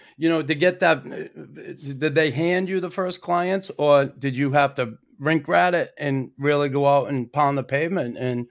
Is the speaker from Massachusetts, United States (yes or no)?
yes; Boston, Massachusetts, United States; me growing up in Boston